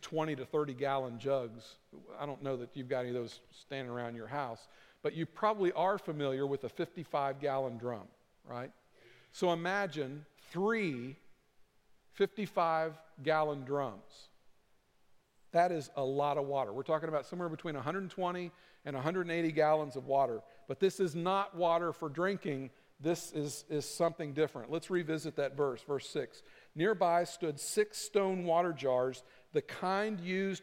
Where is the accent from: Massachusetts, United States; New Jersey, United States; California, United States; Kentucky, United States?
Kentucky, United States; I'm from Kentucky.